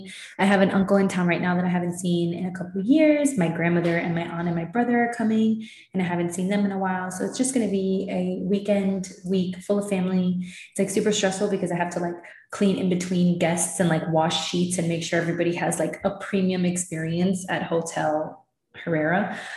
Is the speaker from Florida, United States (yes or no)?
yes; Miami, Florida, United States; I'm so lucky that I grew up in Miami.